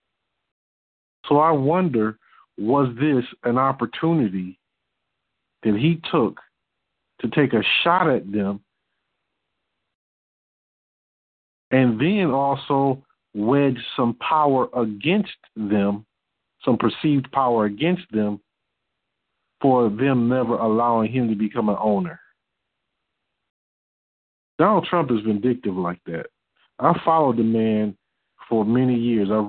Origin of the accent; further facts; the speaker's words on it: Detroit, Michigan, United States; I'm from Detroit